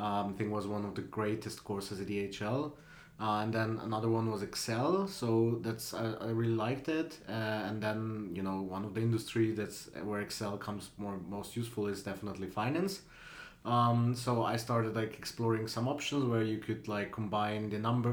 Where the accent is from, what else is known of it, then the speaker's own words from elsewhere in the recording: Slovenia; moved away as an adult; also born or lived in Switzerland; now in Paris, France; I'm originally from Slovenia, and I moved to Switzerland when I was 18